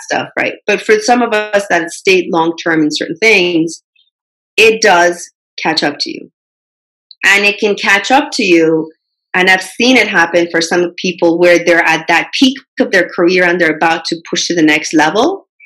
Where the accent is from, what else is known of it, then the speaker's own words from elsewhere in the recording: Canada; also born or lived in Middle East; I grew up in Canada. I had that cultural difference even though I was born in Middle East.